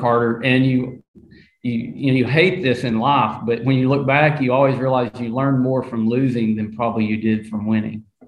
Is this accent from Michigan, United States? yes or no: no; Arkansas, United States; I'm from the South